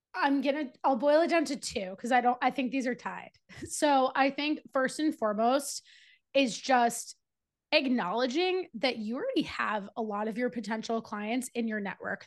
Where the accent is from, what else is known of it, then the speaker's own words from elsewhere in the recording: New Jersey, United States; also born or lived in Charlotte; I moved from Charlotte back to New Jersey, where I'm from and currently live